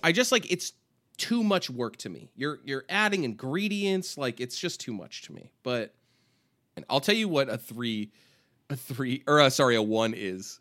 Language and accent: English; California, United States; We're both from California.